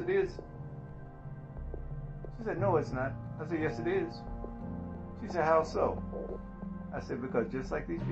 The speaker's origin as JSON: {"language": "English", "region": "the South", "country": "United States", "said": "I'm from the South"}